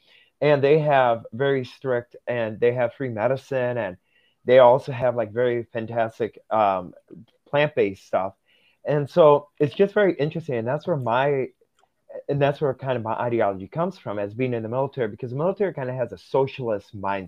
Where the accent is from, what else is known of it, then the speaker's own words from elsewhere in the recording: Russia; born there; moved away; So here's where I come from. So I was adopted from Russia back in 2006.